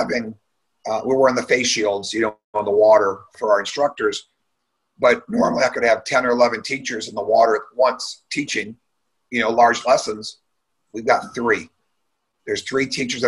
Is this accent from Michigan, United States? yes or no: yes; Michigan, United States; I was born and raised in Michigan